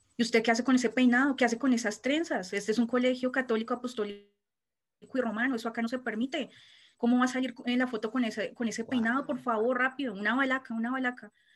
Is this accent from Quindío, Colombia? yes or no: no; Bogotá, Colombia; yo soy de Bogotá, nací en la capital de Colombia, en Bogotá